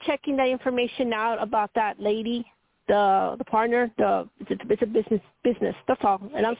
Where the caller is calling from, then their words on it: Colorado, United States; Hi, Toni Greene … from Colorado.